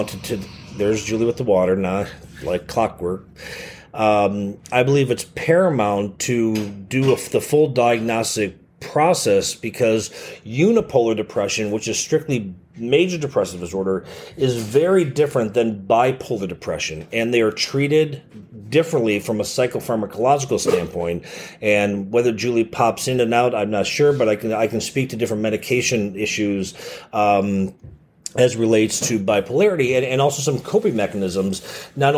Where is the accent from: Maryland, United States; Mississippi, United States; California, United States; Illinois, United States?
Illinois, United States; Chicago; born or raised there